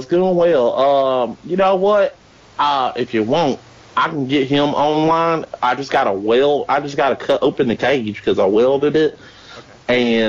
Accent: Australia; Yes, I'm Australian.

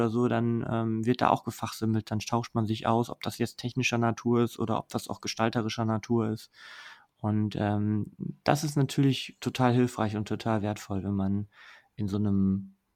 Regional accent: Mülheim, North Rhine-Westphalia, Germany; aber meine Heimat ist äh, ein bisschen weiter ähm, westlich im Ruhrgebiet in Mülheim.

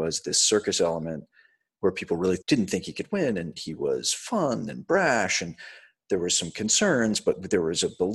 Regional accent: Baltimore, Maryland, United States; also born or lived in London; I grew up in Baltimore

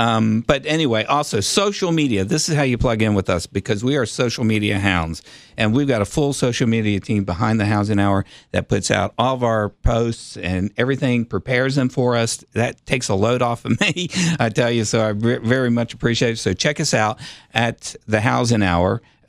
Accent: United States; I grew up in Sequoia Hills, went to Sequoia Hills Elementary School.

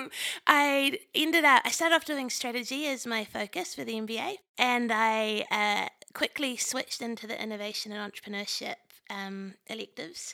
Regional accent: New Zealand; moved away; I'm from New Zealand originally

